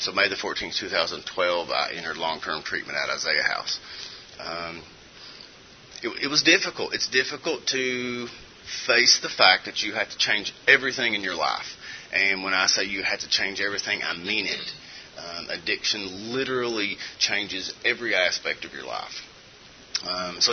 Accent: Eastern Kentucky, United States; I'm originally from Eastern Kentucky, grew up in a wonderful Christian home

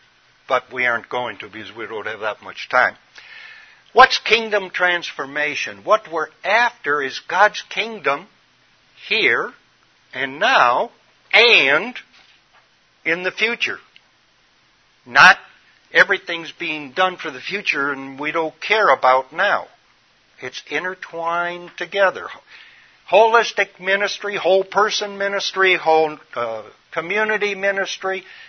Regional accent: Midwest, United States; born there; I'm a Midwesterner by original birth, and silos is where they store grain.

